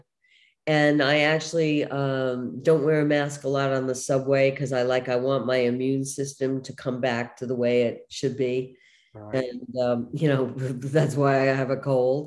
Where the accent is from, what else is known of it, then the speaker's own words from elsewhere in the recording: New York City, New York, United States; moved away; where I grew up in Brooklyn